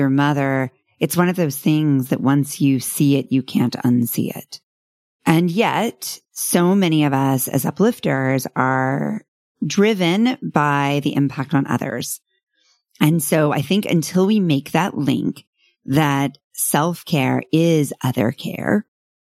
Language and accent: English; North Texas, United States; I grew up in North Texas